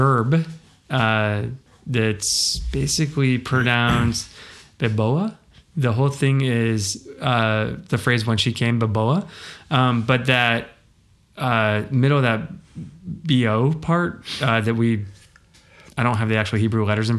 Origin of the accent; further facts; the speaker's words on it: United States; I am an American and only read English